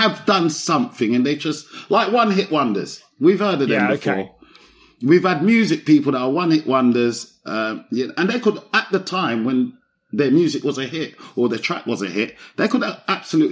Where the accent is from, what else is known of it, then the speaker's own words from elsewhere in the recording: London, United Kingdom; I grew up in Broccoli, South East London. So I've grown up, but Southwest and Southeast. But my growing up years, the young years, was mostly in Broccoli